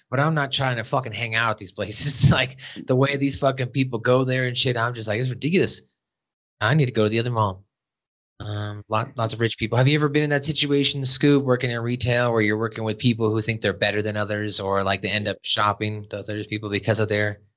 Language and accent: English; Montana, United States; Actually, once I told them I was from Montana, they liked that because they knew that I wasn't just some fucking weirdo.